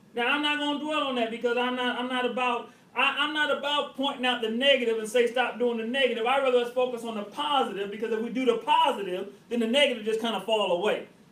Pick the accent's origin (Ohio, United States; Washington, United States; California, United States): Ohio, United States; Cleveland; that's my hometown team